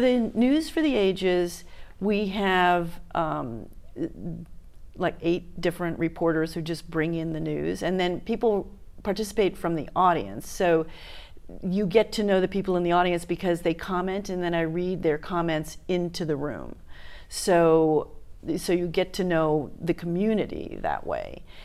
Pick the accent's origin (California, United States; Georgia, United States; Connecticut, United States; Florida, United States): Florida, United States; Miami; moved away as an adult; also born or lived in New York / Los Angeles; now in Hawaii, United States; I grew up in Miami, so I moved there when I was four